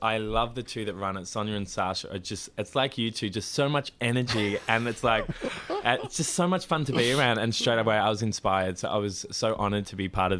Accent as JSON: {"language": "English", "town": "Melbourne", "region": "Victoria", "country": "Australia", "tie": "born or raised there", "said": "Yes, eastern suburbs."}